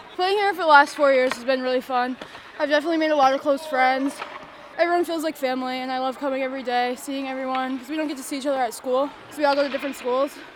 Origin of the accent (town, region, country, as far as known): Longmeadow, Massachusetts, United States